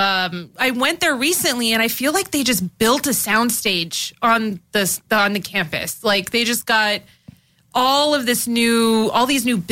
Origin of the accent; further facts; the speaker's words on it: Hacienda Heights, California, United States; growing up was really fun, and our family is all here. We grew up. Nobody left.